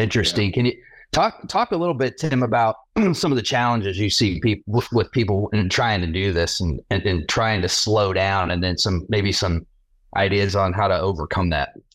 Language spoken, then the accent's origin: English; Jacksonville, Florida, United States; I was born in Jacksonville, North Carolina, raised in Jacksonville, Florida